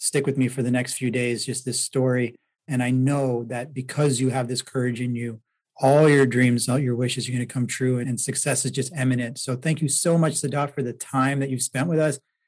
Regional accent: Toronto, Ontario, Canada; moved away; I'm from Toronto originally

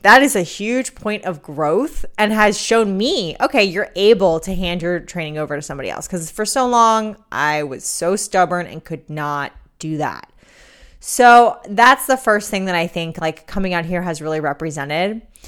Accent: New York City, New York, United States; moved away; I'm a New Yorker

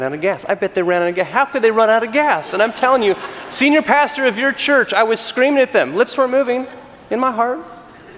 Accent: California, United States; I'm from California

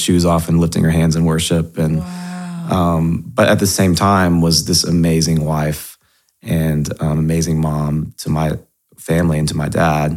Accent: Nashville, Tennessee, United States; I grew up in Nashville. If you've ever been to Nashville, you realize that's pretty rare. There's not many of us from here.

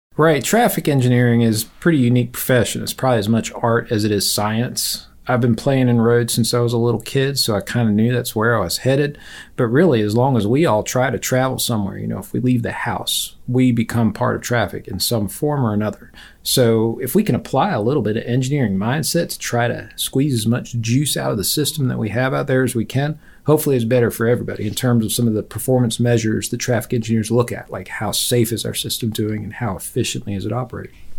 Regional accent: Virginia, United States; moved away as an adult; now in Auburn, United States; I grew up in Virginia.

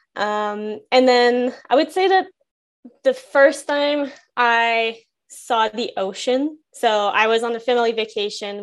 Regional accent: Gatineau, Quebec, Canada; moved away; I grew up in Gatineau in Quebec

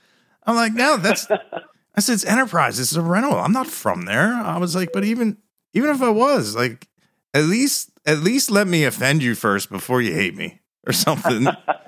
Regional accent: Delaware, United States; as soon as people heard I was from Delaware

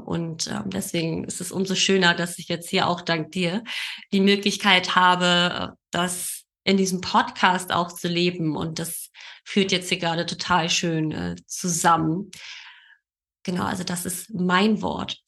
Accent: Berlin, Germany; geboren und aufgewachsen in Berlin, wohne in Berlin

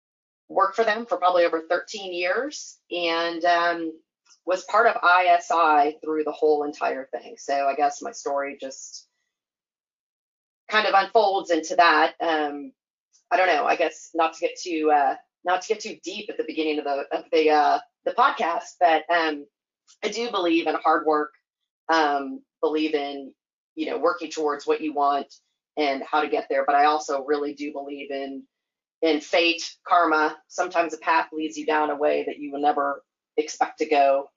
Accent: Oregon, United States; also born or lived in Virginia / Michigan / Pennsylvania / Georgia; I was born in Virginia, lived in Michigan, Pennsylvania, Georgia, Missouri, Kentucky, Oregon, and then now Texas. So I sort of have to claim, to be frank, I claim Oregon as my home

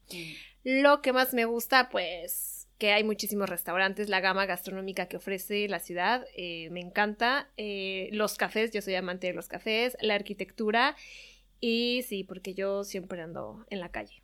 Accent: Mexico City, Mexico; moved away as an adult; also born or lived in Toronto, Canada / Madrid, Spain; now in Paris, France; yo soy mexicana eh, de la Ciudad de México

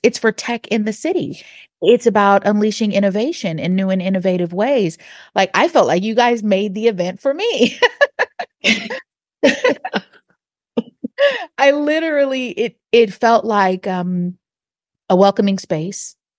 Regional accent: Seattle, Washington, United States; also born or lived in Texas; now in Atlanta, United States; I'm not from Atlanta originally. I'm from a part of Seattle, Washington, and in the Central District where I was raised

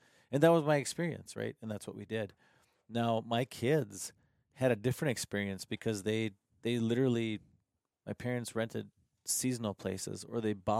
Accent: North Dakota, United States; moved away; where I grew up in North Dakota

